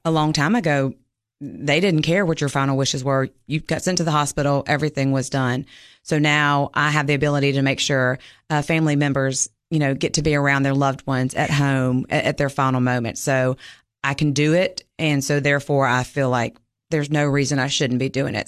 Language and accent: English; Mississippi, United States; moved away as an adult; now in Cookeville, United States; I'm originally from Mississippi, grew up there, went to Ole Miss